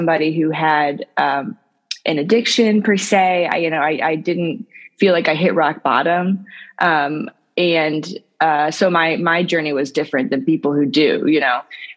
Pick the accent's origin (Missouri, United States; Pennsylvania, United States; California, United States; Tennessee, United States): Missouri, United States; St. Louis; now in Albany, United States; I live in New York now, but I'm actually originally from St. Louis, Missouri, so the middle of the U.S.